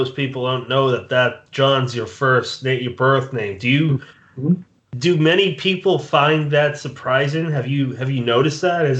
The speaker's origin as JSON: {"language": "English", "region": "Massachusetts", "country": "United States", "moved": "as an adult", "lives_now": "New Jersey, United States", "said": "I'm from Massachusetts, about 30 minutes north of Providence"}